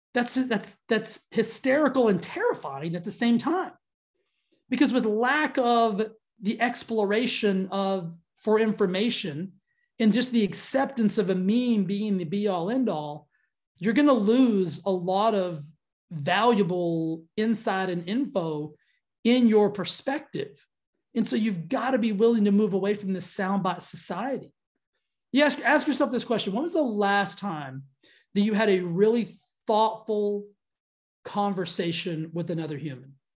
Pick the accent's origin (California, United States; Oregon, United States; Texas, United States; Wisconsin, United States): Texas, United States; I grew up in Texas